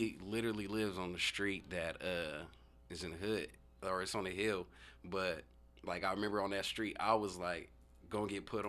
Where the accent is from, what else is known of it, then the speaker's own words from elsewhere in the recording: Tacoma, Washington, United States; I'm from Tacoma, so, you know, growing up in Tacoma, being in the inner city, you know, black youth growing up